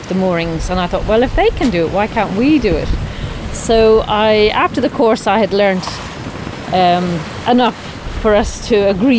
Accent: Bulloch, Leinster, Ireland; I grew up in Bullock. My dad had a little boat, and I spent a lot of my time ferrying people in and out to their boats, rowing them in and out to their boats. And so I grew up on the water, really.

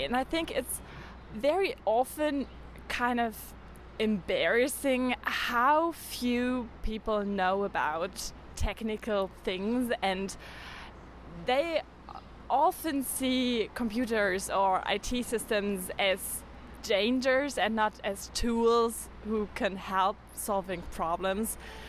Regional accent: Osnabrück, Lower Saxony, Germany; I'm from Osnabrück, which is a very small city in Germany.

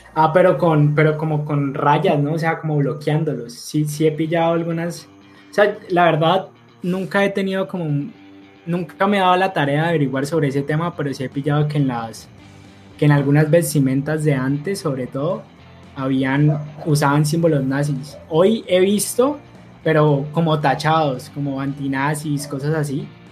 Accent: Cali, Valle del Cauca, Colombia; nosotros dos somos caleños, precisamente por eso estábamos diciendo que era raro que dos caleños llegaran a esa música

